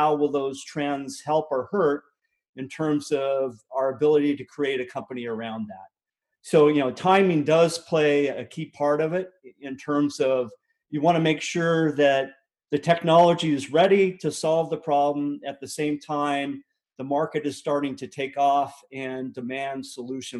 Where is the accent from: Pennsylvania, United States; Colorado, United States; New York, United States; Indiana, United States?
Colorado, United States; Littleton; also born or lived in western Nebraska; we moved to a suburb of Denver called Littleton, and that's really where I grew up.